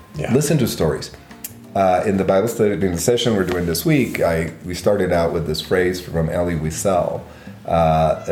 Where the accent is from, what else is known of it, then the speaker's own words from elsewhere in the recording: Guatemala; now in Berkeley, United States; growing up in Guatemala in the middle of a civil war